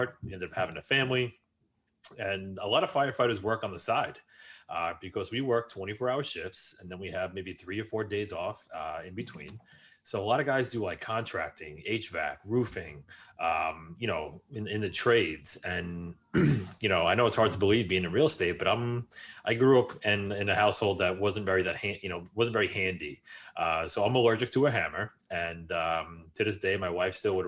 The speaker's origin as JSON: {"language": "English", "region": "New York", "country": "United States", "tie": "born or raised there", "said": "I grew up just outside of New York City"}